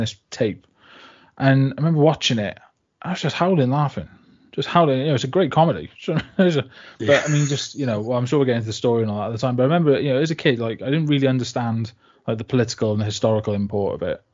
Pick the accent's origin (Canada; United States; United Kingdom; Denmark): United Kingdom; Barry, Wales; I was brought up in Barry for the first like 11 years of my life, and before we moved back to like the village where my parents are from